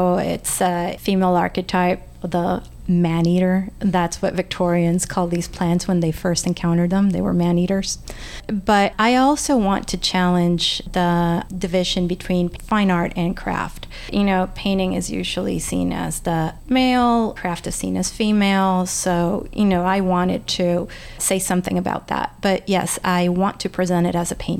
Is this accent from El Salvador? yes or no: yes; El Salvador; English is a second language; now in United States; I grew up in El Salvador during the war